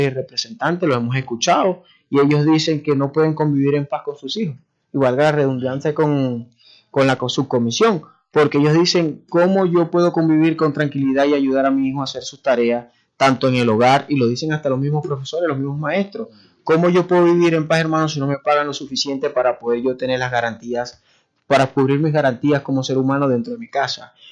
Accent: Maracaibo, Zulia, Venezuela; todos los problemas que tenemos nosotros como maracuchos.

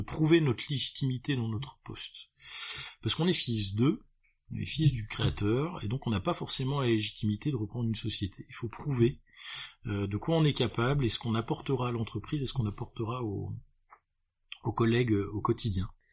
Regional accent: Lille, Hauts-de-France, France; Lille parce que je suis purement euh, bah là-bas je suis lillois

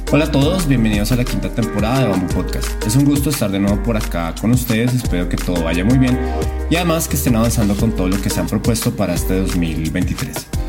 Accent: Colombia; moved away as an adult; now in Mexico; soy colombiano, entonces pues me vine a vivir a México

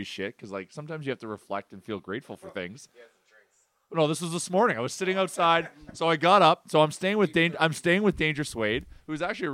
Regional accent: Canada; us as Canadian hockey fans

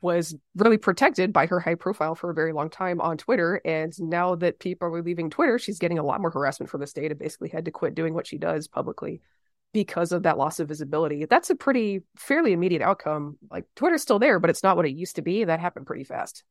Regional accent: the South, United States; as a Southerner who believes in civil rights

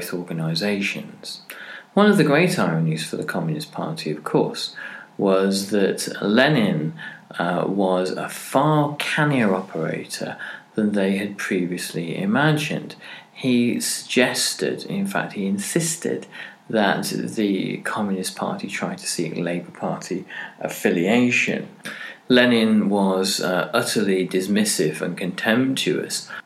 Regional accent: Cardiff, Wales, United Kingdom; my hometown here, Cardiff

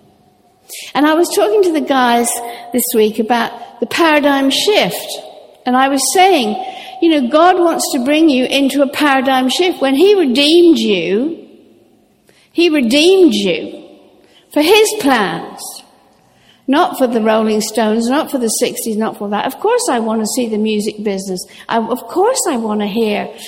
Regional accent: Norfolk, East of England, United Kingdom; I grew up sailing in Norfolk

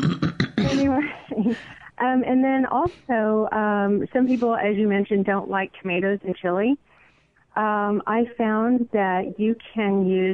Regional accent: Texas, United States; now in Pennell, United States; I'm from Texas originally

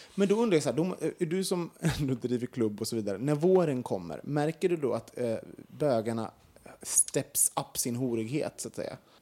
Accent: Sweden; som vi svenskar

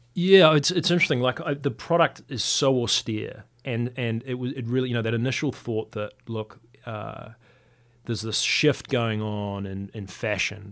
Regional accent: Wellington, New Zealand; to qualify in my hometown

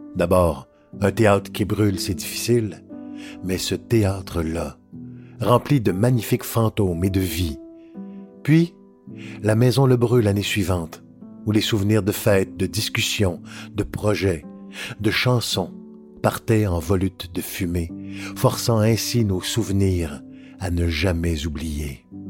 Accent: Montreal, Quebec, Canada; also born or lived in Petite-Vallée, Gaspésie; je suis un Gaspésien né à Montréal en 1963

